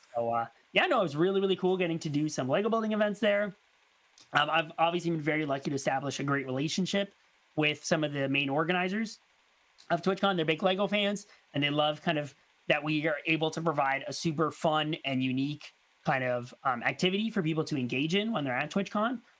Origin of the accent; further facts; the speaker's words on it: Canada; me being Canadian